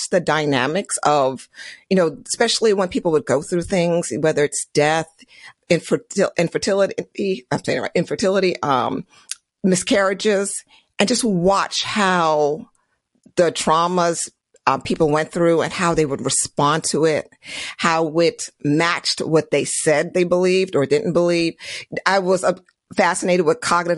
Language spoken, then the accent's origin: English; Prince George's County, Maryland, United States; also born or lived in Trinidad and Tobago; I was born in Trinidad and Tobago, and then I came to this country when I was very young. So, and then got my citizenship when I was in college. But throughout life, it was like I grew up in Maryland, in Prince George's County, Maryland.